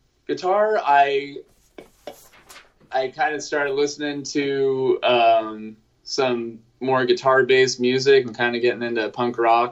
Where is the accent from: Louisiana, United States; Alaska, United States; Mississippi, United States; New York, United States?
Alaska, United States; Anchorage; I grew up in Anchorage, Alaska, so there wasn't a lot of like bands coming up there as much.